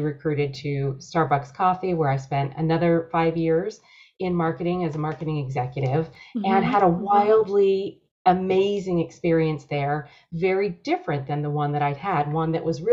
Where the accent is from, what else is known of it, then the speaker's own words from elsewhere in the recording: Rochester, New York, United States; moved away as an adult; also born or lived in San Diego; I grew up on the East Coast in Rochester, greatest snowfall through the years